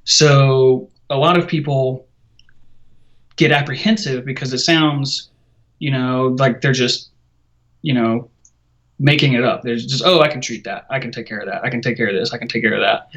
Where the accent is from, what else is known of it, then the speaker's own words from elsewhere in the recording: Savannah, Georgia, United States; I'm from Savannah, Georgia